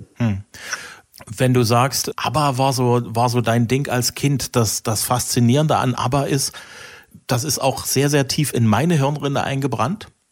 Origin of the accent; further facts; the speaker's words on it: East Germany, Germany; ich komme ja aus der Osthälfte des Landes